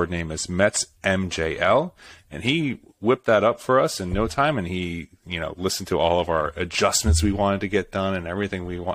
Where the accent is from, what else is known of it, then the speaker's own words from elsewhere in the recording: Philadelphia, Pennsylvania, United States; I'm from the Philadelphia area, so I have five Philadelphia area key terms